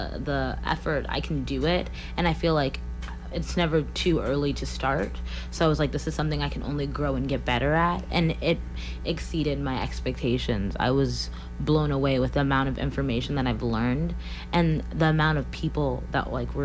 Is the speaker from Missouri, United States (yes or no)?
yes; Columbia, Missouri, United States; I'm from Columbia, Missouri, and I've been here my whole life.